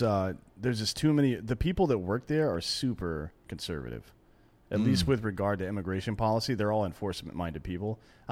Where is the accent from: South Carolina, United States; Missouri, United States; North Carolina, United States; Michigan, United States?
South Carolina, United States; I'm from South Carolina, but I say things the right way